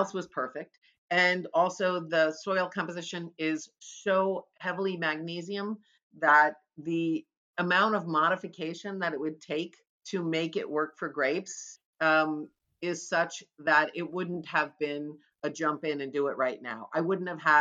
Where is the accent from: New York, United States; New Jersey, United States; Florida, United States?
New Jersey, United States; moved away; when I grew up in New Jersey, I grew up on a farm